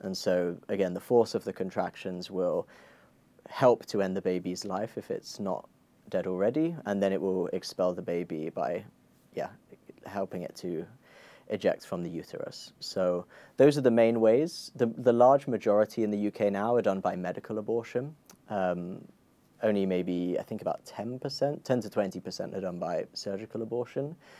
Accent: Croydon, London, United Kingdom; I grew up in Croydon

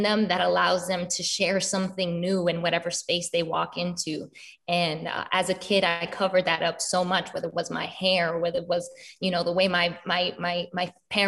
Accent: New York, United States; also born or lived in Florida; now in Los Angeles, United States; My parents live in Florida, but I'm originally from New York. So family split in New York and in all over the East Coast.

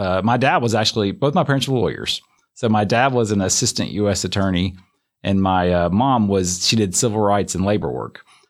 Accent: Homewood, Alabama, United States; Yeah, so if you've never been to Homewood, Alabama, it's like the quintessential southern town. And everybody who's from Homewood, Alabama loves Homewood, Alabama.

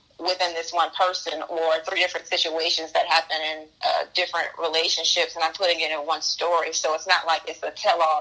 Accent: Macon, Georgia, United States; moved away as an adult; now in New York City, United States; I was born and raised in Macon, Georgia, so I was used to space.

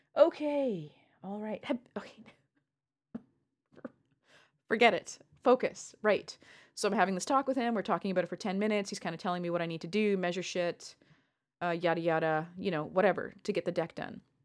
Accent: Canada; as a Canadian

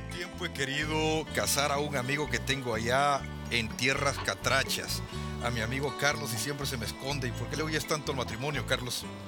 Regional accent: El Salvador; mi país, El Salvador

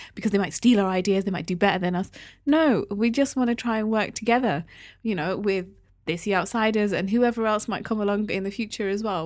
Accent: Newcastle upon Tyne, North East England, United Kingdom; moved away; I grew up in Newcastle

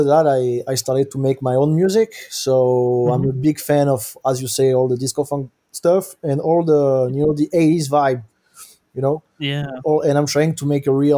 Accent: Bordeaux, Nouvelle-Aquitaine, France; moved away as an adult; also born or lived in United States; I'm from France. I'm from Bordeaux on the west coast

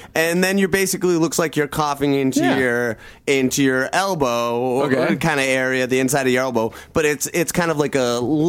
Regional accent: New Bedford, Massachusetts, United States; I'm about 30% Cape Verde, and I'm from New Bedford

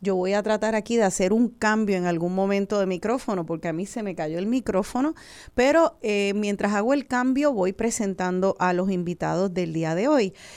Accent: Puerto Rico; also born or lived in United States; como boricua, como una boricua eh, que vive aquí y soy orgullosa de ser puertorriqueña

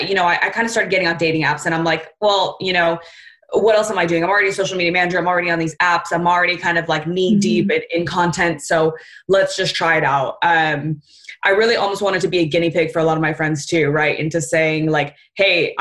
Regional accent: Southern California, United States; I'm from Southern California

